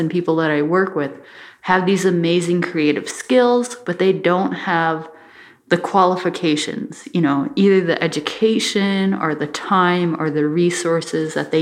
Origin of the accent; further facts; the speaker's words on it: Bois Forte Band of Ojibwe, Minnesota, United States; now in Duluth, United States; I'm from the Boy Sport Band of Ojibwe, and I'm I'm an Ojibwe two-spirit creative artist living in Duluth, Minnesota